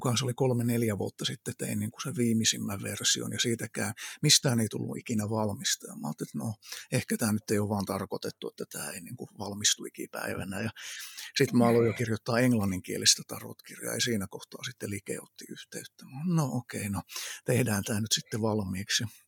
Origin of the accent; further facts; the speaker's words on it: Kokkola, Central Ostrobothnia, Finland; also born or lived in Iraq; Kokkolassa on syntynyt siellä kasvanut ja, ja sitten tosissaan se ihan varhaislapsuus meni Lähi-idässä Irakin aavikolla. Siellä oltiin kolme ja puoli vuotta ja sitten tultiin takaisin Suomeen